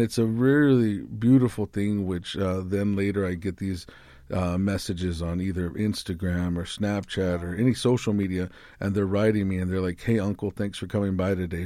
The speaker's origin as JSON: {"language": "English", "town": "Tucson", "region": "Arizona", "country": "United States", "said": "I'm from the Boscoyaki tribe here in Tucson, Arizona"}